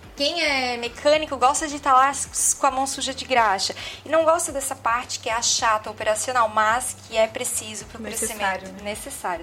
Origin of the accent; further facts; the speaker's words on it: São José, Santa Catarina, Brazil; Eu sou nascida e criada aqui mesmo, em São José, Santa Catarina.